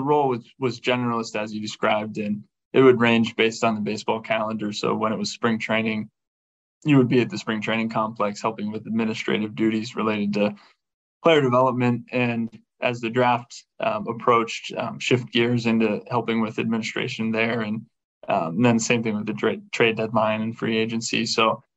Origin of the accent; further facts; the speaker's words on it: Carmichaels, Pennsylvania, United States; moved away; I grew up in southwestern Pennsylvania, about 60 miles south of Pittsburgh